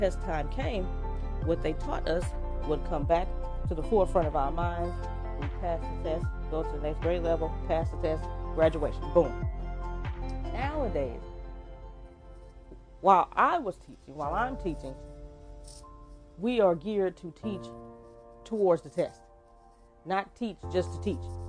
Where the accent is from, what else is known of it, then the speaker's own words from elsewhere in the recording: Texas, United States; I am from Texas